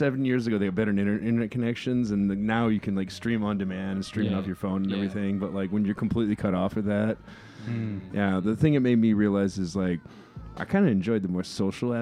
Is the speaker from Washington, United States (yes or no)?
no; Chicago, Illinois, United States; now in Japan; Born and raised Chicago